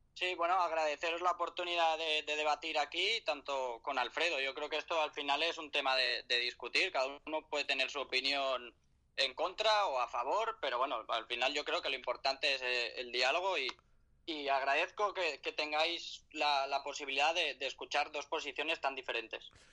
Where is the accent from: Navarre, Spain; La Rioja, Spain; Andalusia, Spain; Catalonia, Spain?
Catalonia, Spain; soy catalán, eh, soy catalán de madre extremeña